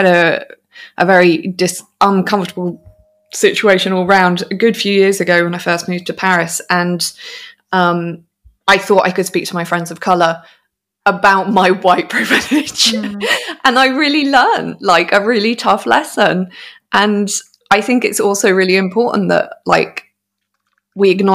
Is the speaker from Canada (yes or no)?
no; United Kingdom; the white privilege as a British woman that I have